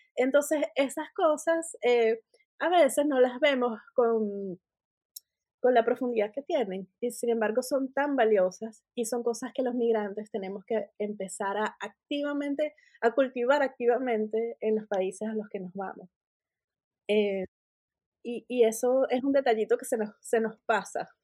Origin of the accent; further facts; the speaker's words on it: Venezuela; moved away as an adult; also born or lived in United States; now in Northern Ireland; Yo me fui de Venezuela, me ofrecieron un trabajo en Estados Unidos